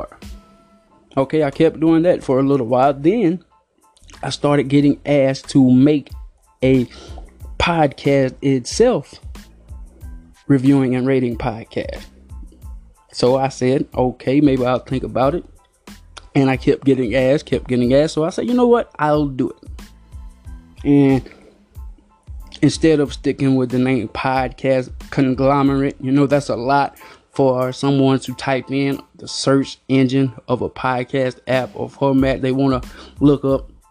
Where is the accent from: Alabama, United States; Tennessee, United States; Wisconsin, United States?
Alabama, United States; I'm from Alabama